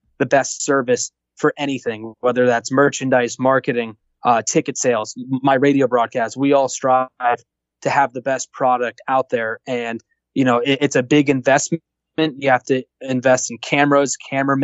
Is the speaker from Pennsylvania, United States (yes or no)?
yes; Scranton, Pennsylvania, United States; also born or lived in North Jersey; I was born in North Jersey. I grew up in Scranton, PA.